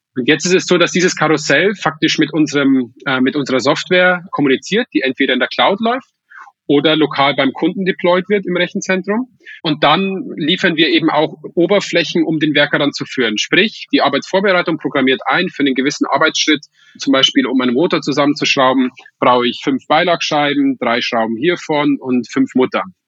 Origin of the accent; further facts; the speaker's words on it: Weiden in der Oberpfalz, Bavaria, Germany; moved away; ich komme ursprünglich aus Weiden